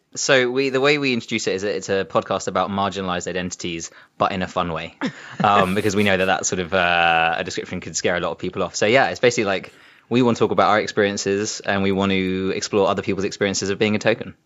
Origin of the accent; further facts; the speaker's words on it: South East England, United Kingdom; I grew up in Southeast England.